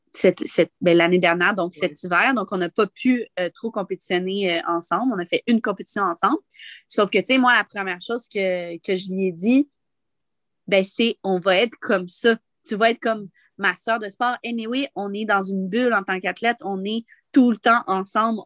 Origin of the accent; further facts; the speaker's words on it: Montreal, Quebec, Canada; also born or lived in Val-Saint-Côme; moi, je viens de Montréal